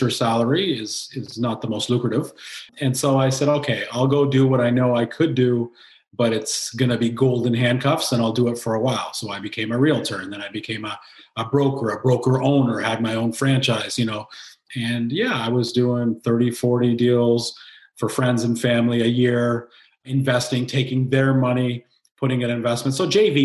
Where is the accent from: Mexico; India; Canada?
Canada; Kingston, Ontario; I'm born and raised in Kingston, Ontario